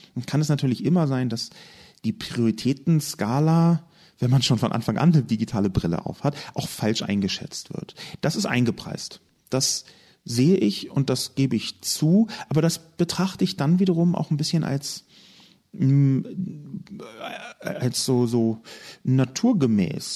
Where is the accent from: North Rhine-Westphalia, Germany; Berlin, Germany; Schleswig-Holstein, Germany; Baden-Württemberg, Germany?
Berlin, Germany; Ich komme aus Berlin, bin in Westberlin aufgewachsen, der halben Stadt, die es nicht mehr gibt.